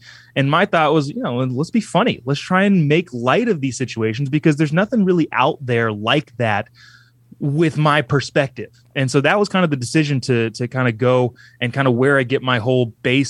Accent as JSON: {"language": "English", "region": "California", "country": "United States", "tie": "born or raised there", "said": "California, Southern California. I lived in Southern California my whole life, Inland Empire."}